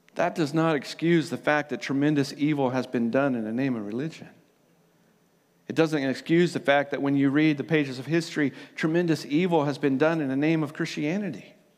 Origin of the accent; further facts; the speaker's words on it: United States; now in New Zealand; So, I am from America originally, but Aotearoa is now my home.